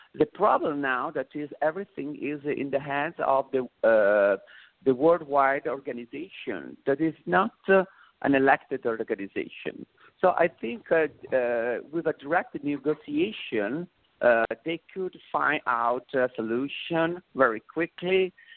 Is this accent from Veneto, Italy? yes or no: yes; Vicenza, Veneto, Italy; English is a second language; moved away; also born or lived in Rome; originally I'm from Venice, Syria, the northeast of Italy, but I live okay. also in Rome